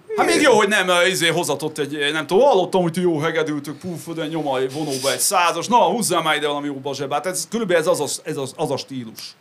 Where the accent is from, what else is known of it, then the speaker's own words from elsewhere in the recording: Great Hungarian Plain, Hungary; also born or lived in United States; központú alföldi családban nőttem fel